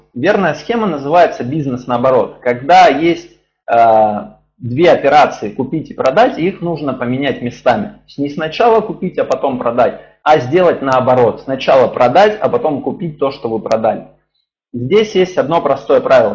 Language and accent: Russian; Ukraine; also born or lived in Dnipropetrovsk; now in Saint Petersburg, Russia; Украину обнимаю, вообще моя родина